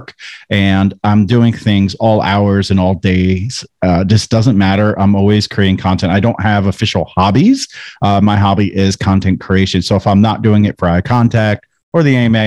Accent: New Jersey, United States; now in North Carolina, United States; I'm from New Jersey.

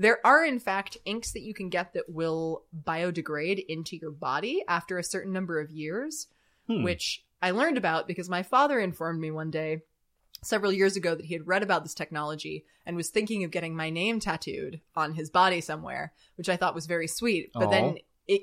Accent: California, United States; I grew up in Southern California, not too far from the coast, so I spent a lot of time in contact with the ocean.

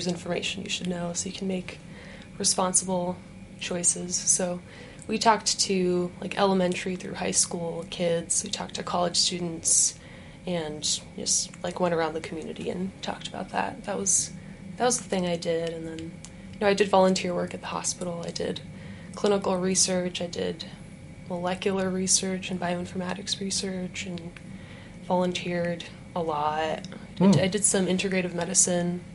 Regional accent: Los Angeles, California, United States; moved away as an adult; also born or lived in Ukraine; now in Utah, United States; I grew up in the LA area, kind of moved around a little bit, but grew up there, went to college there, and then moved to Utah

